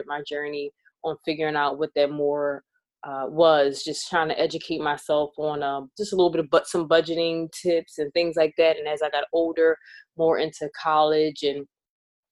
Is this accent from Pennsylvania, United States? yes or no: yes; Philadelphia, Pennsylvania, United States; we grew up in North Philadelphia